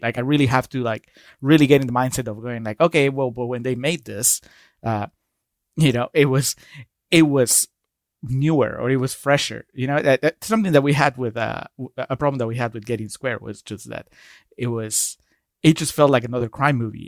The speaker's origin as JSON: {"language": "English", "country": "Peru", "said": "I'm, I'm from Peru"}